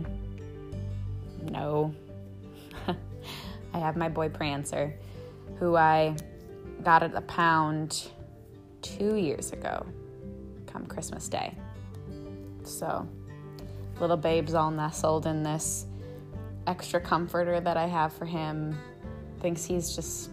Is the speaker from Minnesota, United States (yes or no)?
yes; Minneapolis, Minnesota, United States; moved away as an adult; also born or lived in Maine; now in Burlington, United States; I grew up in Minneapolis, Minnesota